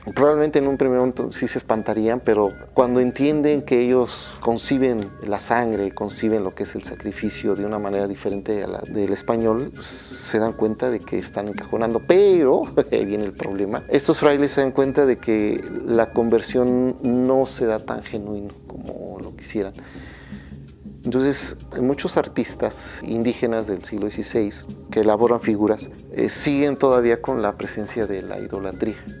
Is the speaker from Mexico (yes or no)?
yes; Mexico